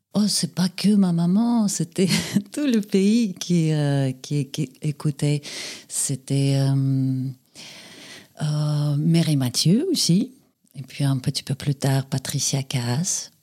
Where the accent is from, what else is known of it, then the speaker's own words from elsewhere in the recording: Saint Petersburg, Russia; moved away as an adult; now in France; je suis née à Saint-Pétersbourg, à l'époque, c'était Leningrad. J'ai passé là-bas mon enfance, mon adolescence, ma jeunesse. Et puis à l'âge de 23 ans, je suis partie